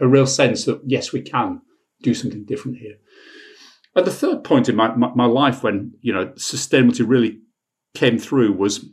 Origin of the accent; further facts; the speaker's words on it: Bradford, Yorkshire and the Humber, United Kingdom; also born or lived in Sheffield; I was brought up in Bradford